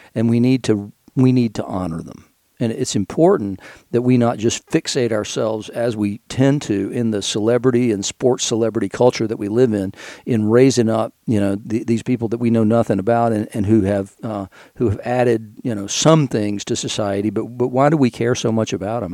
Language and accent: English; Knoxville, Tennessee, United States; also born or lived in Chattanooga / Pawleys Island; now in Asheville, United States; when I was growing up in Knoxville